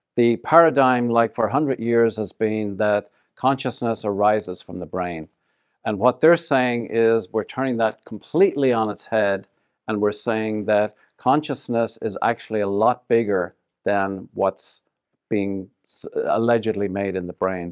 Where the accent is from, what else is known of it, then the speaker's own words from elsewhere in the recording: Ireland; moved away as an adult; also born or lived in Ottawa, Canada / Toronto, Canada / Vancouver, Canada / Denver, Colorado; now in Las Vegas, United States; I left Ireland in nineteen eighty something